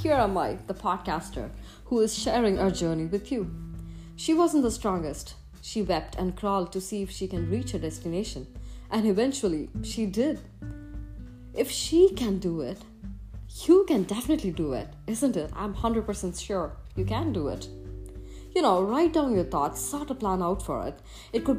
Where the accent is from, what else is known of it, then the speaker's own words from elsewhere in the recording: Chennai, Tamil Nadu, India; moved away as an adult; I was very much homebound as far as I was in my hometown, Chennai, India